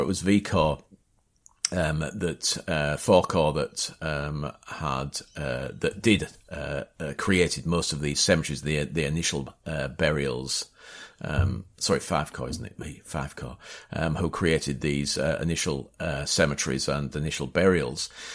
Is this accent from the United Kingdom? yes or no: yes; Hull, Yorkshire and the Humber, United Kingdom; also born or lived in Bapaume; that's my hometown, that's Hull.